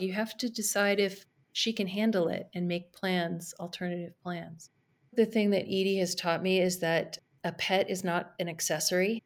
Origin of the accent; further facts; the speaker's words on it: Carmel Valley, California, United States; also born or lived in San Francisco; move back to my hometown in Carmel Valley in California